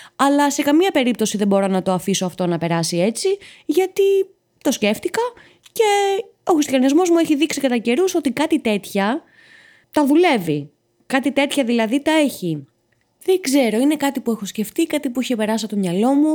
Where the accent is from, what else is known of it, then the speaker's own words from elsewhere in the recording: Patras, Western Greece, Greece; μεγάλωσα και γεννήθηκα στην Πάτρα